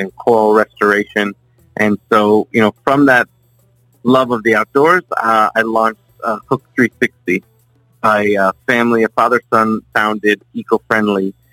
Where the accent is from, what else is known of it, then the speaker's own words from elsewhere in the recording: South Florida, United States; born and raised in South Florida. Been here my whole life.